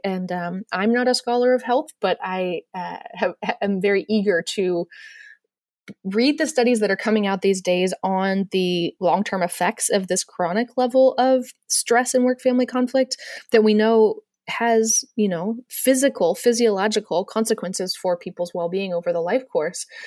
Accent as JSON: {"language": "English", "country": "United States", "said": "as an American"}